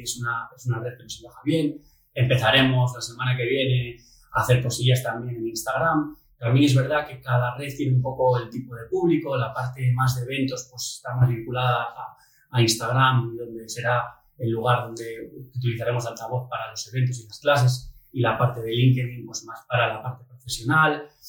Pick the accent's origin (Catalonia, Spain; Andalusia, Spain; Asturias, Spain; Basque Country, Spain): Asturias, Spain; Oviedo; moved away as an adult; also born or lived in Madrid / Barcelona / Dominican Republic; estudiamos juntos aquí en Oviedo, en la Gesta, luego pues eh, estudiamos también en el instituto, en el, en Aramo